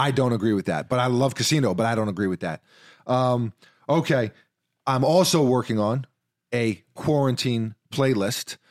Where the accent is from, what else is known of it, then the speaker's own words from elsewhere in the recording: New York, United States; growing up in New York